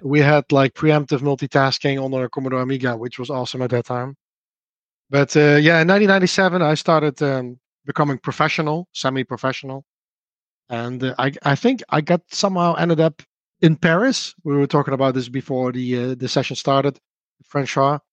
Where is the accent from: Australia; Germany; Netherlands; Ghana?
Netherlands; accent: Dutch; English is a second language; I'm from the Netherlands, which you can obviously hear from my accent.